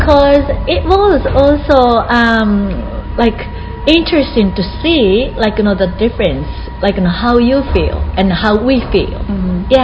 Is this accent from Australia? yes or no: no; Japan; I live in Tokyo right now, but I will be moving to Kyoto next year, mm -hmm. and uh, to be uh, a principal of high school.